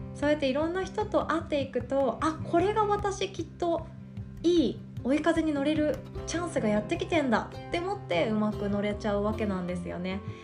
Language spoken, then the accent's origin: Japanese; Shikoku countryside, Japan; 私が生まれ育ったあの近く、えーと、田舎の方ですね四国の田舎の方で